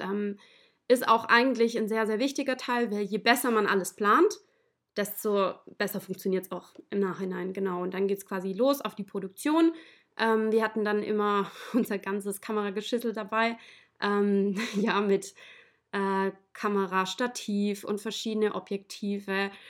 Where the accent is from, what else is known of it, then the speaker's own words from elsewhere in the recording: Ehingen, Baden-Württemberg, Germany; ich komme ähm, aus der Nähe von Ulm, aus dem schönen Ehingen